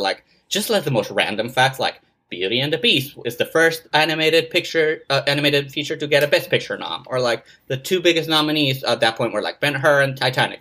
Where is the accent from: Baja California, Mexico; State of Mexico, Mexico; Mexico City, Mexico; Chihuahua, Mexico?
Mexico City, Mexico; moved away; I grew up in Mexico City, uh, was born in Mexico City and grew up, like, around there, uh, like, all my, uh, childhood and and teenage